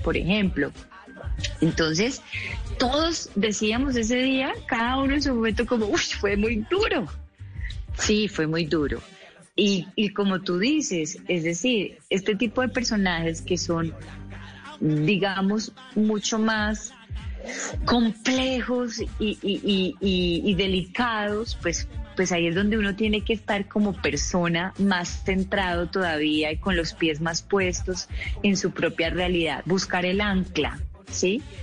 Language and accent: Spanish; Colombia; como colombiana